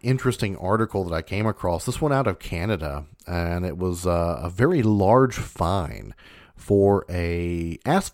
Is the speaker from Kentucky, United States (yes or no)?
yes; Kentucky, United States; I'm from Kentucky